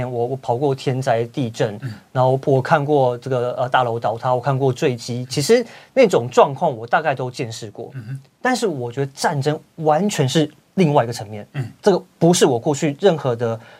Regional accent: Taiwan; 我我生在台湾，我生在台湾，我长在台湾，我就是台湾人。

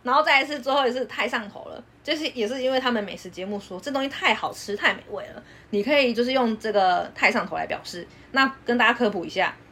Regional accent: Taiwan; 我们台湾人会讲说

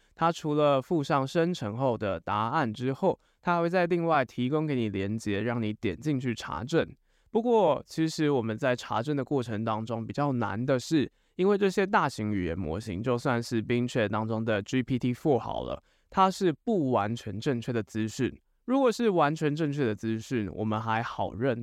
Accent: Taiwan; 以我们台湾人来讲啦，台湾人比较熟的语言大概就只有中文跟英文而已

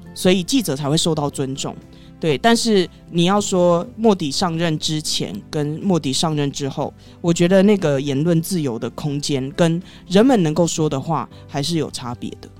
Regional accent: Taiwan; 我在台湾也是住那么久了，而且我也是台湾人

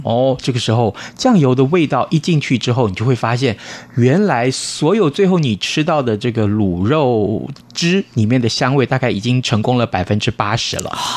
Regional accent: Tainan, Taiwan; 这就是我们台南人啊，在吃粽子的时候

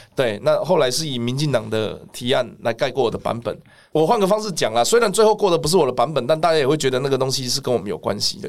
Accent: Taiwan; 我明明是台湾人

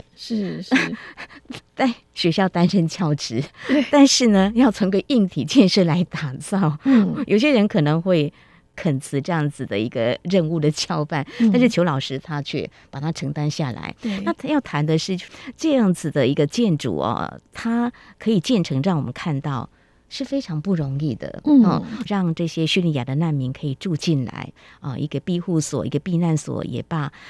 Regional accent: Taiwan; 去那边就看到我们台湾人的元素。

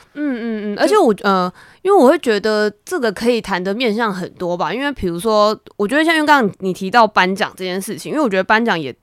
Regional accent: Taiwan; 我是身为一个台湾人嘛

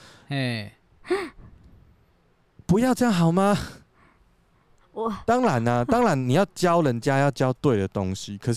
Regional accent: Taiwan; 就是我是台湾人，我还会讲台语。

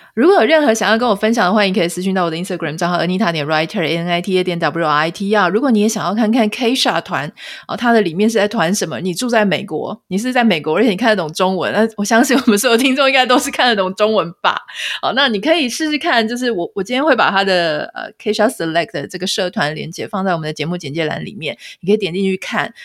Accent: Pingtung County, Taiwan; now in United States; 我是屏东人

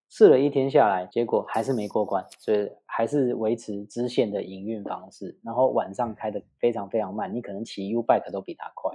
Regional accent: Taipei, Taiwan; 我本身是，呃，从小土生土长的北投人

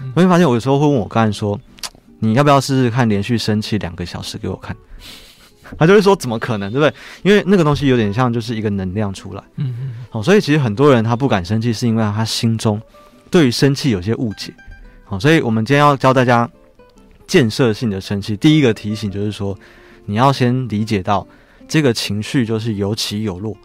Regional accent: Taiwan; 对我们台湾人，特别是如果你人很好的

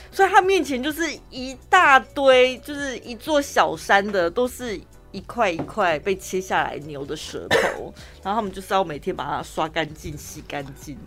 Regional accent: Dali, Taichung, Taiwan; accent: Dali accent; 我讲我的大里腔啊

